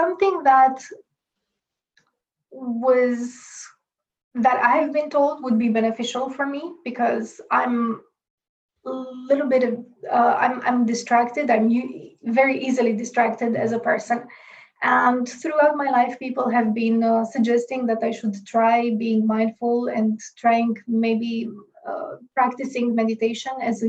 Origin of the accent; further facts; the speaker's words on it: Romania; moved away as an adult; now in Bratislava, Slovakia; I'm originally from Romania